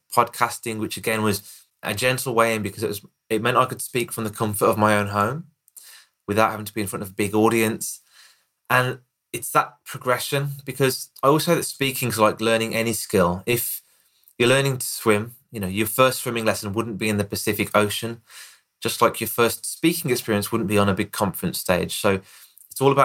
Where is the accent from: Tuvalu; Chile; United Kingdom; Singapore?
United Kingdom; Birmingham, West Midlands; accent: Birmingham; here in the UK, I've got a Birmingham accent